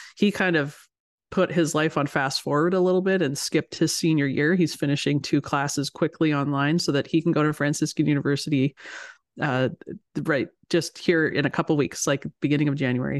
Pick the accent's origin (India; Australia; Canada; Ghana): Canada; moved away as an adult; also born or lived in United States / Ohio; I'm Canadian, as you said, so I, I live here in Canada, and I grew up here